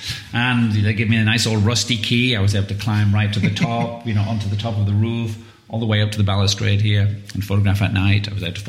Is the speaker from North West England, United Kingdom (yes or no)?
yes; Widnes, North West England, United Kingdom; also born or lived in London; now in United States; I'm from Widnes, yes.